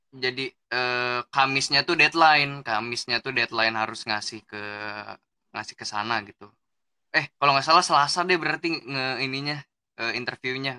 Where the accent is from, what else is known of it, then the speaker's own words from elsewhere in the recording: Bekasi, West Java, Indonesia; also born or lived in Sukabumi / Jakarta; now in Tangerang, Indonesia; Betawi aja soalnya kan emang gue lahir di Bekasi